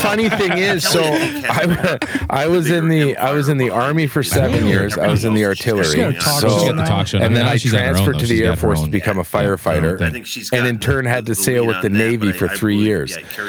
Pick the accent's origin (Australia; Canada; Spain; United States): Canada; Edmonton, Alberta; I was born in Edmonton, Alberta. And I grew up in Edmonton, Alberta, or just outside of St. Albert.